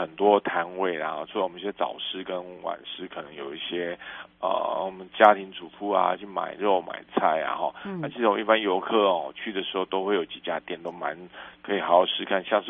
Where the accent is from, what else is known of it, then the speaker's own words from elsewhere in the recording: southern Taiwan, Taiwan; 在我们南部